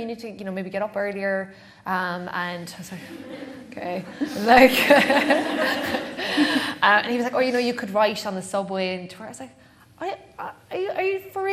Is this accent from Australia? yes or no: no; Clonakilty, Munster, Ireland; moved away; also born or lived in Dublin / New York; when I was growing up in Clonakilty